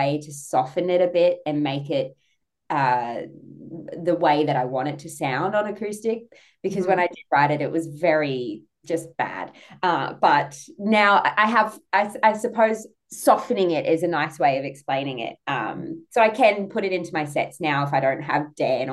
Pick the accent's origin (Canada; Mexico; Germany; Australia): Australia; I'm so Australian.